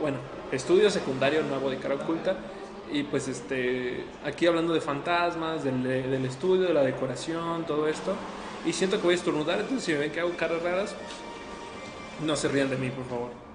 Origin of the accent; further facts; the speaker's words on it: Guadalajara, Jalisco, Mexico; soy de aquí de Guadalajara